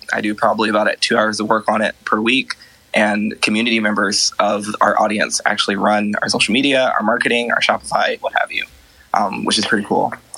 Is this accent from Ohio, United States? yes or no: yes; Columbus, Ohio, United States; moved away as an adult; now in Emeryville, United States; I ended up moving to from Columbus, my hometown, to San Francisco in February of last year with my husband